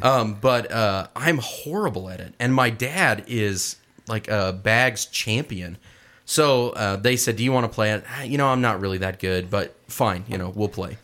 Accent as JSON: {"language": "English", "region": "Midwest", "country": "United States", "said": "I'm from the Midwest"}